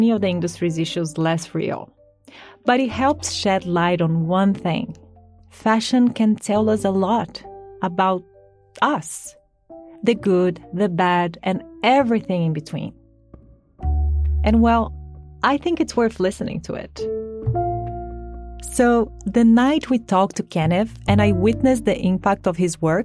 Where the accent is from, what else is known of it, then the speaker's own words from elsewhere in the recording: Brazil; moved away as an adult; When I was 18, I was scouted in my home country, Brazil